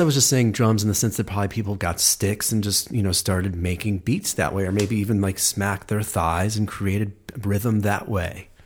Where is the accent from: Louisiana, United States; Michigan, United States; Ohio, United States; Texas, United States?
Ohio, United States; just outside Cleveland; I'm from Ohio